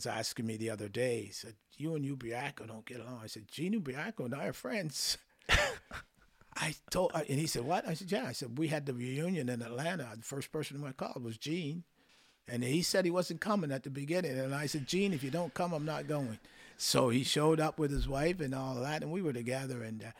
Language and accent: English; the Maritimes, Canada; Now, we both know that we come from the Maritimes. We all know that, right?